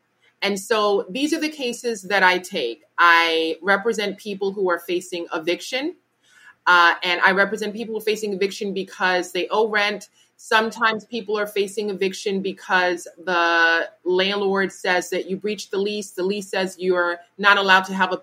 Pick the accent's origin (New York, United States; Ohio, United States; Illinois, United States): New York, United States; as a New Yorker